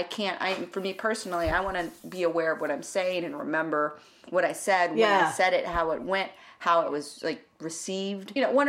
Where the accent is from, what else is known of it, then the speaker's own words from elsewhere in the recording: Dallas, Texas, United States; moved away as an adult; now in New York City, United States; Well, I grew up in Dallas. My family actually, my mom and my dad are both from South Texas, Brownsville, which is a border town. But they grew up there, and then, like, grandparents, as far as I know, like, my mom's side, they're from, like, East Texas. We're, like, Mexican